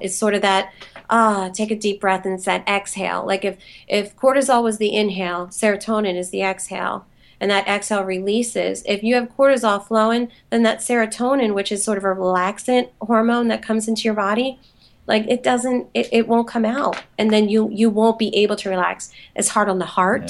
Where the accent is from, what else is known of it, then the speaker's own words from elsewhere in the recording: Philadelphia, Pennsylvania, United States; moved away as an adult; also born or lived in Los Angeles; I grew up in Philly